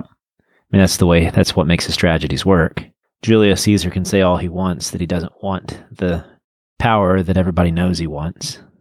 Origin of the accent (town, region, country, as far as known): United States